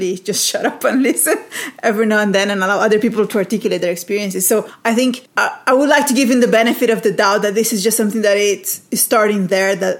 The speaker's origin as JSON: {"language": "English", "country": "Brazil", "tie": "born or raised there", "moved": "yes", "said": "I grew up in Brazil"}